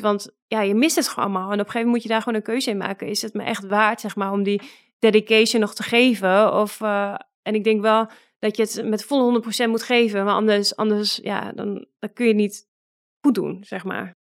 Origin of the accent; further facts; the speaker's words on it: Netherlands; moved away as an adult; now in Russia; wij als Nederlanders over het algemeen ook echt heel nuchter zijn